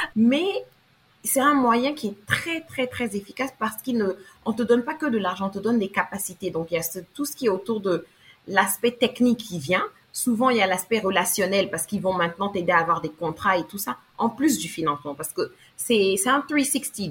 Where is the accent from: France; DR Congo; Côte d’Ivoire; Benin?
Côte d’Ivoire; also born or lived in Abidjan; je suis afro je suis ivoirienne et vivant présentement à Abidjan